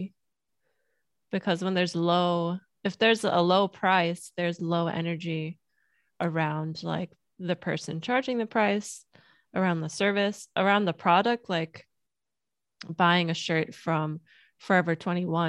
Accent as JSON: {"language": "English", "country": "United States", "tie": "born or raised there", "also_born_or_lived": "Germany", "said": "I grew up in America as an immigrant. I'm from Germany. I moved here when I was three"}